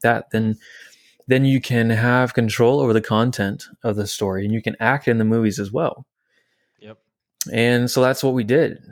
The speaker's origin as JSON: {"language": "English", "town": "French Lick", "region": "Indiana", "country": "United States", "tie": "born or raised there", "moved": "yes", "said": "I grew up in Indiana. French Lick, Indiana specifically"}